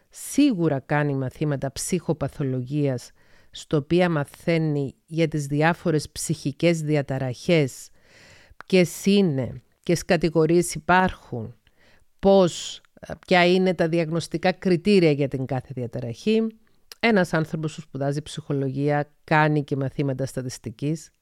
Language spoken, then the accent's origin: Greek; Paphos, Paphos District, Cyprus; also born or lived in Thessaloniki, Greece; κατάγομαι από την Κύπρο, γεννήθηκα στις 4 Μαΐου 1975 στην Πάφο της Κύπρου